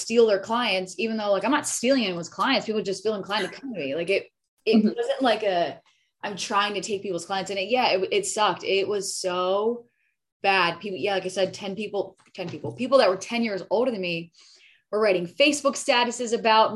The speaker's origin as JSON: {"language": "English", "region": "Delaware", "country": "United States", "moved": "yes", "said": "that's where I'm from. Like, I'm from Delaware, and Delaware is super duper teeny tiny"}